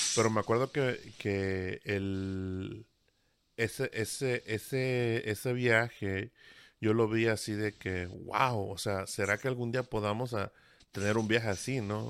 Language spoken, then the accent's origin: Spanish; Veracruz, Mexico; yo soy de la del Golfo de México, ¿no? De Veracruz